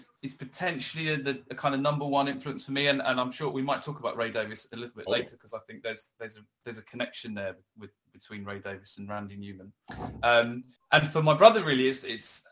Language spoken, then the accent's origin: English; Brighton, South East England, United Kingdom; we're from Brighton, which is a city on the south coast of England.